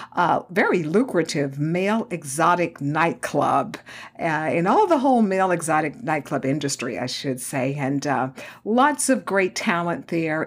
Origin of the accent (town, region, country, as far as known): Houston, Texas, United States; born or raised there; also born or lived in Dallas, Texas